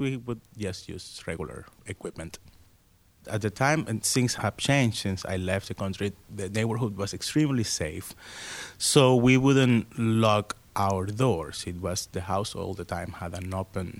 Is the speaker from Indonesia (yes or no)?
no; Maracaibo, Zulia, Venezuela; English is a second language; moved away as an adult; now in Pittsburgh, United States; I am from Maracaibo, Venezuela. I was born in the 70s, and I moved to the United States in 1999.